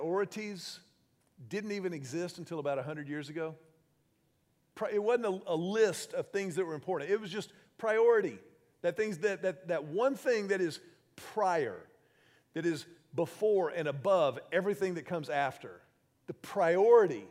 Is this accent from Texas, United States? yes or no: yes; Houston, Texas, United States; When I was 16 years old, I was growing up in Houston